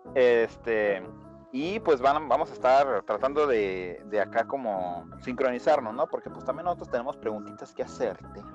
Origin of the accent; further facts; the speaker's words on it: Mexico; los mexicanos